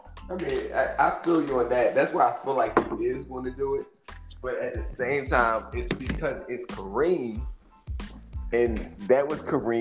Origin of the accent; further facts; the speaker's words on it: Philadelphia, Pennsylvania, United States; I'm from Philly